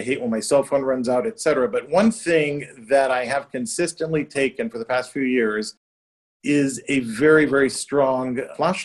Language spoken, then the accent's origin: English; Chicago, Illinois, United States; also born or lived in New York City / St. Barts; now in Lake Como, Italy; Chicago, but I identify a bit more as a New Yorker. I mean, in the past 25 years in New York City.